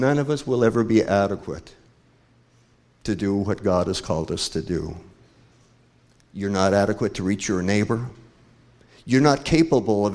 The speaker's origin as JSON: {"language": "English", "region": "Oregon", "country": "United States", "moved": "yes", "said": "I'm from Oregon, I admit it, I'm from Oregon."}